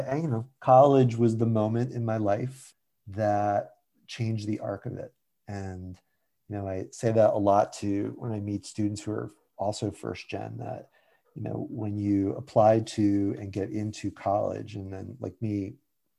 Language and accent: English; Shelton, Connecticut, United States; I grew up in Shelton, Connecticut, which is a little town sort of halfway between Bridgeport and New Haven